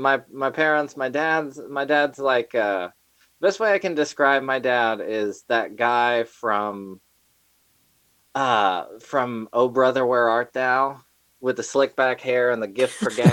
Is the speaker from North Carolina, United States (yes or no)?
yes; Asheville, North Carolina, United States; born or raised there; also born or lived in Atlanta, Georgia